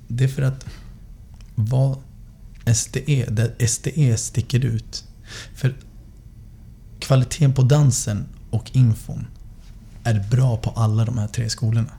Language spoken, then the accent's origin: Swedish; Västerås, Västmanland, Sweden; Jag är uppvuxen i Västerås sen sex år